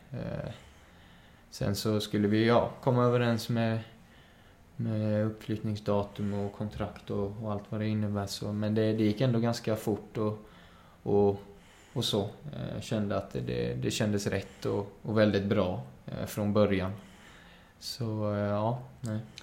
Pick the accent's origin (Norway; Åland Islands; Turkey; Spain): Spain; Málaga, Marbella, Andalusia; now in Sweden; är uppväxt i Spanien så det är mycket kaffe con leche där